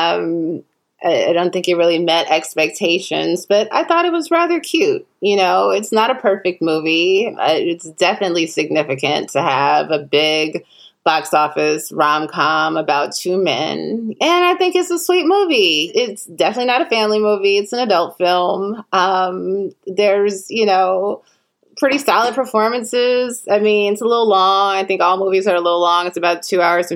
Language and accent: English; Chicago, Illinois, United States; now in Los Angeles, United States; I'm from Chicago where we have Garrett's popcorn